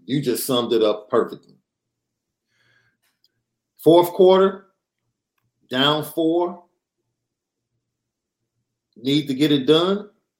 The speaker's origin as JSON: {"language": "English", "region": "South Carolina", "country": "United States", "said": "What? I'm getting more reps in a bowl game and I'm from South Carolina? Yeah, let's do this."}